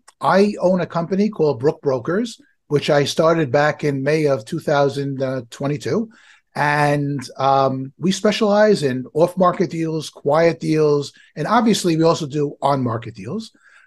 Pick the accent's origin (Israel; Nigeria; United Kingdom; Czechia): Israel; moved away as an adult; now in United States; So I came from Israel back in 98, and I was in aviation back in Israel.